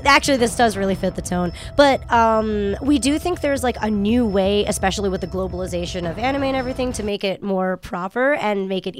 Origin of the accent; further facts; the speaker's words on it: New Jersey, United States; also born or lived in Japan; Well, I wasn't born there. I was born in Japan, but I grew up in New Jersey.